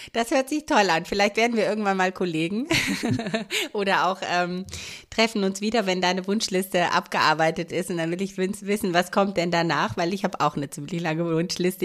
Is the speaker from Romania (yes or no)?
yes; Romania; now in Germany; Ich komme nur aus Rumänien.